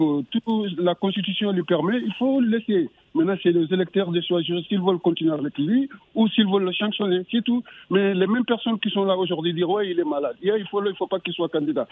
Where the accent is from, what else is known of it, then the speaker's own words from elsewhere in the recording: Senegal; chez moi, au Sénégal